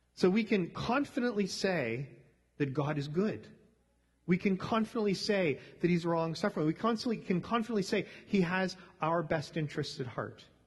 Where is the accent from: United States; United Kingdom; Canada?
Canada; growing up in Canada